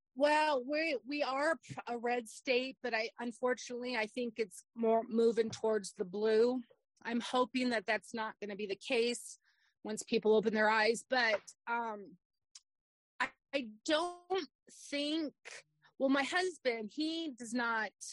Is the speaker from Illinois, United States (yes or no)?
no; Arizona, United States; I was born in Arizona um, many, many years ago